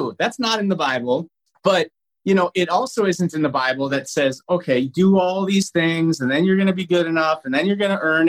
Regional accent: North Dakota, United States; now in Minnesota, United States; I'm from North Dakota originally

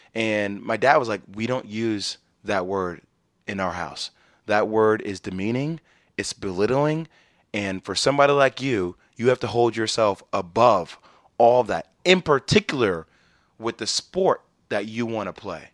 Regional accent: New Jersey, United States; I'm from New Jersey.

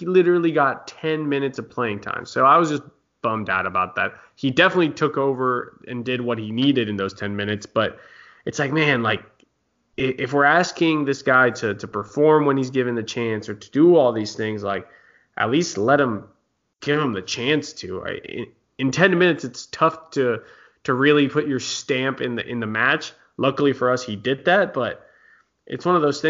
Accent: United States; as an American fan

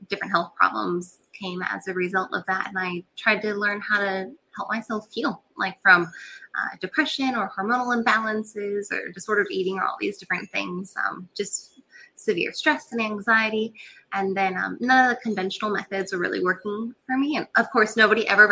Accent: Catalina Island, California, United States; moved away as an adult; also born or lived in North Carolina; I grew up on Catalina Island, which is a little island off the coast of California.

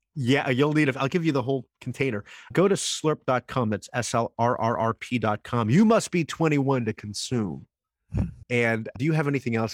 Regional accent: New Jersey, United States; I grew up in New Jersey

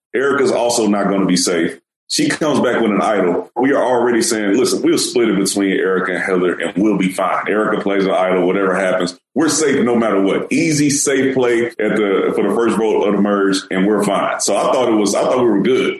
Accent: Houston, Texas, United States; I'm from Houston

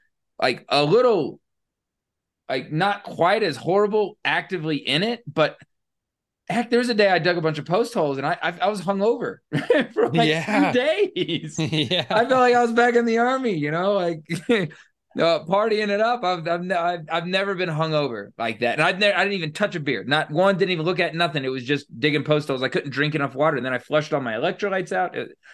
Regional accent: Florida, United States; also born or lived in Louisiana / Texas / Northeast US; I grew up in Florida and then lived for a long time in Louisiana and Texas and the Northeast and everything

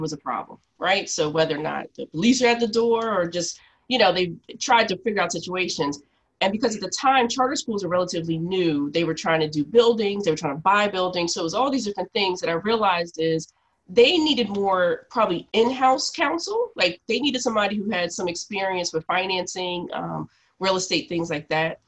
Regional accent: Philadelphia, Pennsylvania, United States; I'm from Philly. I grew up in Mount Airy, Germantown area

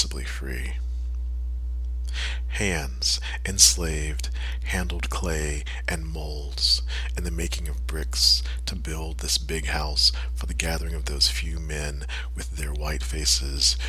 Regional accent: Milledgeville, Georgia, United States; Milledgeville, my hometown

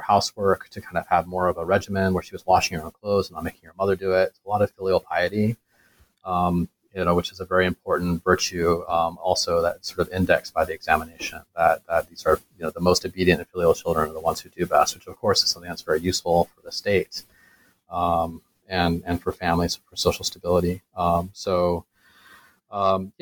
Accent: United States; moved away as an adult; also born or lived in China; now in Singapore; being an American

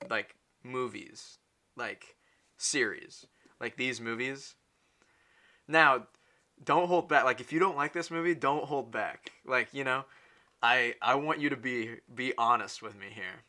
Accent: United States; I'm American

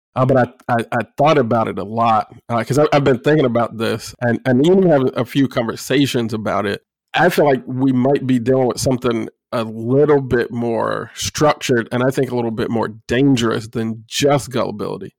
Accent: Illinois, United States; Illinois State University in my home state

